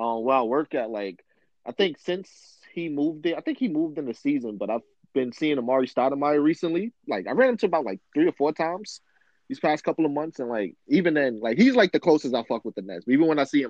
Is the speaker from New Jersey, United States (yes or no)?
no; New York City, New York, United States; I'm from Brooklyn.